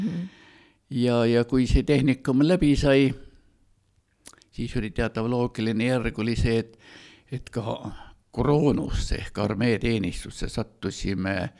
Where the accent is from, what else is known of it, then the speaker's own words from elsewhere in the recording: Tallinn, Harju County, Estonia; moved away as an adult; now in Otepää, Estonia; mina olen kasvanud üles Tallinnas